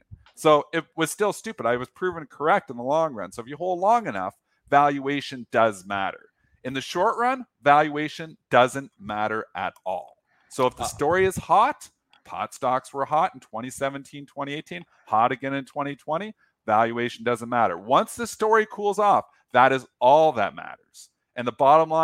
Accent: Leamington, Ontario, Canada; moved away; I'm from Leamington. Originally

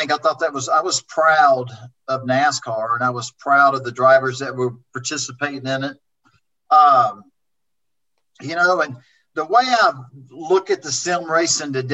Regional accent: Oklahoma, United States; also born or lived in Texas; Even the racetracks I grew up racing in Oklahoma and Texas, I want to say over 60% of them are gone

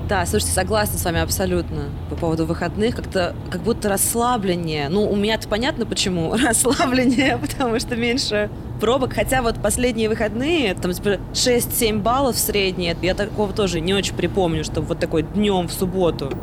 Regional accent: Samara, Samara Oblast, Russia; moved away as an adult; now in Moscow, Russia; я из Самары, и тут 13 э, лет

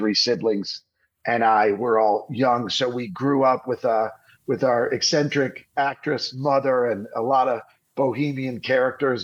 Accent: Detroit, Michigan, United States; moved away as an adult; also born or lived in Hollywood; I actually grew up outside of Detroit

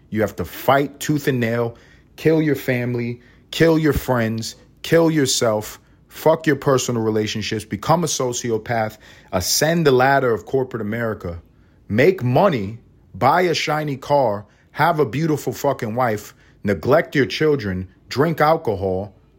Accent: United States; I am an American

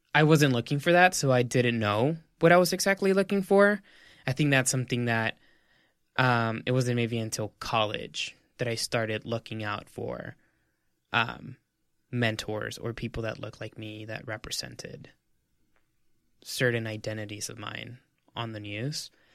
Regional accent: El Paso, Texas, United States; moved away as an adult; now in New York City, United States; I'm a Mexican-American. I'm from El Paso, Texas

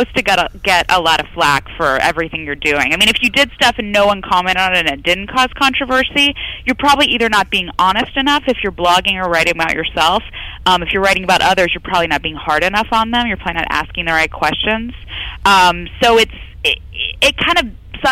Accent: Memphis, Tennessee, United States; I'm a Southern girl. I'm from Memphis, Tennessee. And growing up in the South

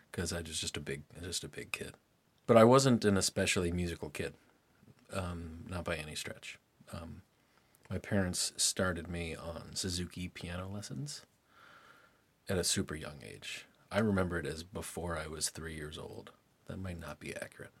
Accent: Lynchburg, Virginia, United States; also born or lived in Durham, North Carolina; then they moved up to Lynchburg, and that was where I grew up the whole time.

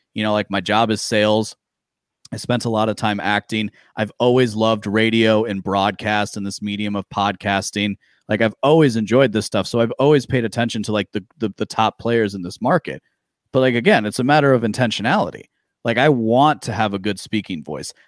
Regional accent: Midwest, United States; I grew up in the Midwest

